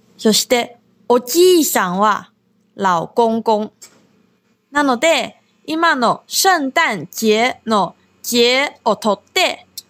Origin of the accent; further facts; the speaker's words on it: Taiwan; Japanese is a second language; moved away as an adult; now in Okinawa, Japan; 私は台湾出身で中国語担当の